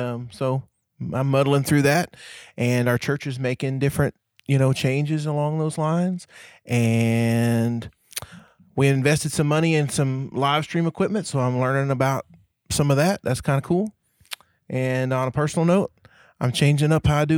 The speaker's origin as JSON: {"language": "English", "area": "Bray-Doyle", "region": "Oklahoma", "country": "United States", "tie": "born or raised there", "said": "I come from a town, or I went to a high school where the mascot was a donkey"}